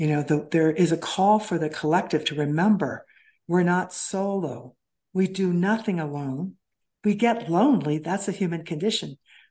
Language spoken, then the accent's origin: English; Kansas City, Missouri, United States; In Kansas City, Missouri, I grew up.